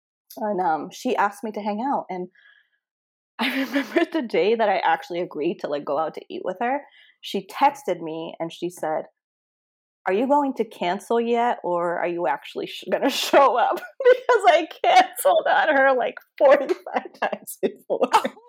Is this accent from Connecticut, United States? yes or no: yes; Connecticut, United States; So I moved here from Connecticut, and all of my friends were living in Connecticut. I moved here just for grad school